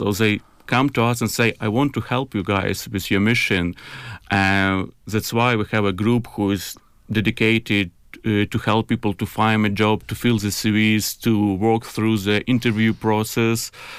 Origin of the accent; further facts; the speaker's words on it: Kyiv, Ukraine; moved away as an adult; now in Cambridge, United Kingdom; I'm originally from Kyiv, from a capital.